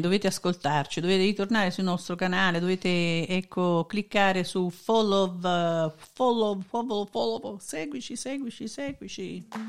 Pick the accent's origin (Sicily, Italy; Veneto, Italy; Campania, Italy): Campania, Italy; Naples; sono napoletana